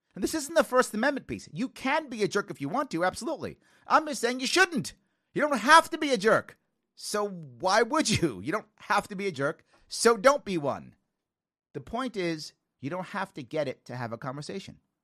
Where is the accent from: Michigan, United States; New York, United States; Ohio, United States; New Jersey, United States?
New York, United States; New York City; also born or lived in Long Island, New York / Manhattan, New York; I grew up in the South Bronx as a kid